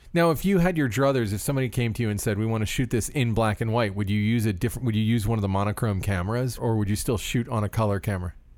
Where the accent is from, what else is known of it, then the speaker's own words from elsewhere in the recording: Florida, United States; I grew up in Florida